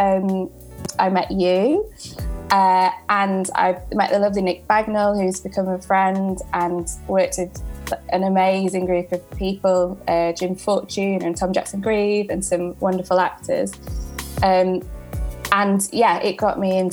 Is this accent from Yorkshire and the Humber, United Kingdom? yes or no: yes; Sheffield, Yorkshire and the Humber, United Kingdom; moved away as an adult; now in London, United Kingdom